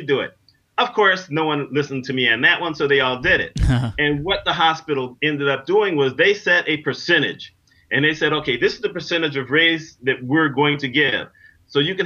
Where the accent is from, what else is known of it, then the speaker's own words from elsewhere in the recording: New York, United States; I'm from New York